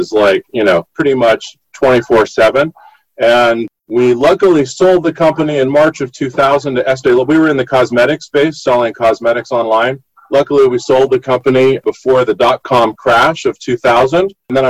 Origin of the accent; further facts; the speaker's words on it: Los Angeles, California, United States; also born or lived in New York City / San Francisco; I grew up in the 70s in Los Angeles, born in Los Angeles, grew up here, pretty much lived here most of my life